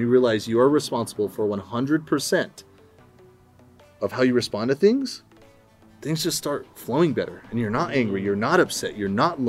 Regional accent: Santa Fe, New Mexico, United States; now in Loveland, United States; Originally from Santa Fe, New Mexico, down south. And the New Mexico, not the old Mexico.

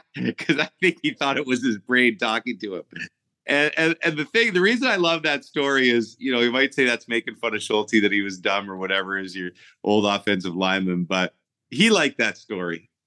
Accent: Ottawa, Ontario, Canada; moved away as an adult; I was born in Ottawa actually, and we were back in Ottawa by the time I was eight.

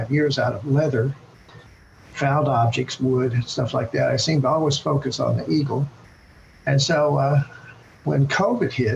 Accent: Ada, Oklahoma, United States; I was raised in Ada, Oklahoma

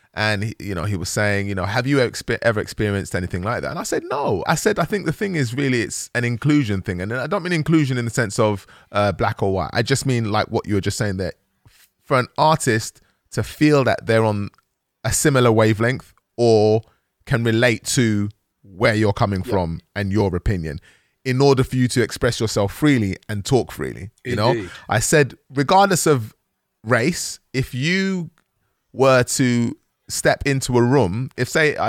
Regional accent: Bulgaria; Because I'm from Bulgaria and I'm not really sure, we like eating fish on a Sunday and you guys don't really get it

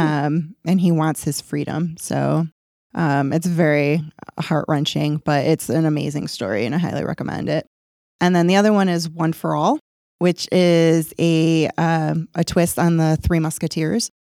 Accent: Rochester, New York, United States; moved away; my hometown, Rochester

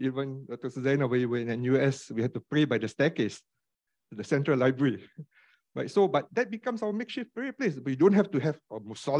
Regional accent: Singapore; even for us Muslims, you know, as Singaporean Muslims in Singapore

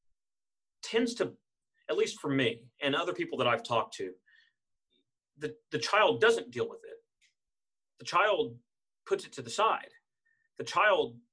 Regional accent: Austin, Texas, United States; I was born in Austin, Texas.

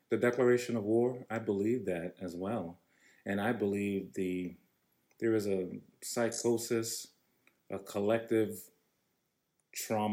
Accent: New York, United States; from New York

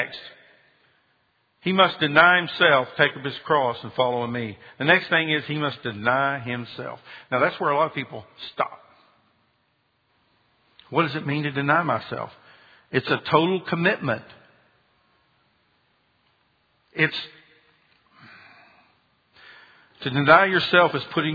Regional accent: Marietta, Georgia, United States; also born or lived in Birmingham; I'm from Birmingham originally, but my parents moved to Marietta, Georgia when my dad took a job at Lockheed. So I grew up most of my life in Georgia

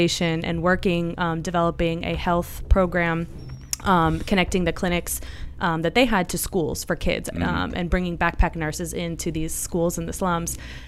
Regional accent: Cleveland, Ohio, United States; moved away as an adult; also born or lived in Spain; now in Pinellas County, United States; I grew up in Cleveland, Ohio

